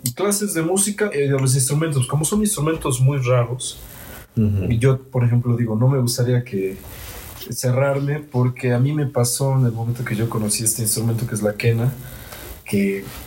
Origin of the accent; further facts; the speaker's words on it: Mexico; soy de aquí de México, de hecho soy de acá